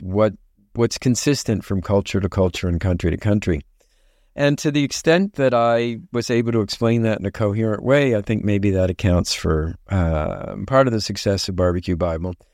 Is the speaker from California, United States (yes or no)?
no; Baltimore, Maryland, United States; also born or lived in Nagoya, Japan; I grew up in Baltimore, Maryland.